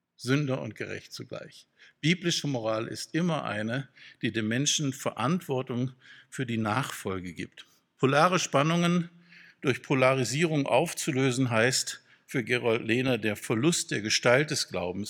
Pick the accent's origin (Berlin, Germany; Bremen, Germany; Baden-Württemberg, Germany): Baden-Württemberg, Germany; Freudenstadt; in meiner Heimatstadt Freudenstadt